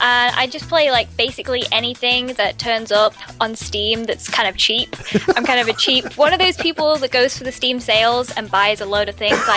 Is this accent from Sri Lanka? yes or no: no; England, United Kingdom; I'm from England.